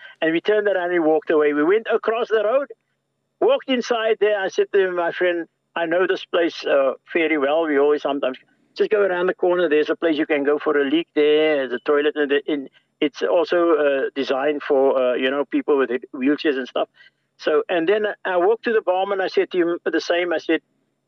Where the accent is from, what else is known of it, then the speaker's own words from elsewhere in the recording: South Africa; now in Ireland; I'm from South Africa. This is what I experienced all my life. Now I'm here in this country.